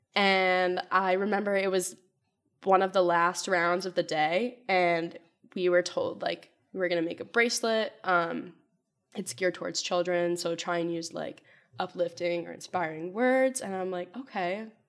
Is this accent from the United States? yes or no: yes; Wethersfield, Connecticut, United States; I'm from Weathersfield, Connecticut, so not too far away